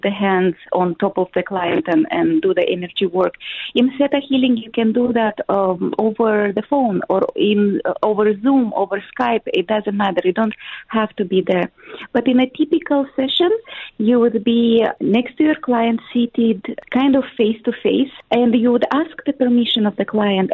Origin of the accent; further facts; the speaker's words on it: Moldova; I come from Moldova. It's a small country in Eastern Europe.